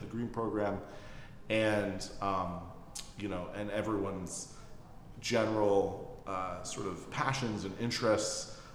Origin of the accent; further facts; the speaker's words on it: suburb north of New York City, United States; now in Philadelphia, United States; I grew up in a suburb in mm-hmm. New York, um, north of New York City